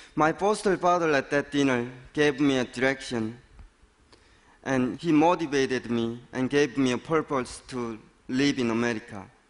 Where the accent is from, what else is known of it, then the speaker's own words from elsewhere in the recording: North Korea; now in United States; born and raised in North Korea